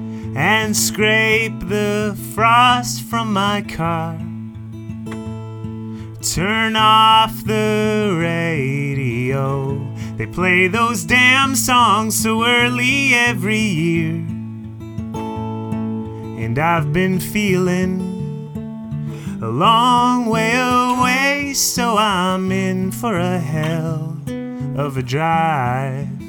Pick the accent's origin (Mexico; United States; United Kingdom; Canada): Canada; I identify as a Canadian songwriter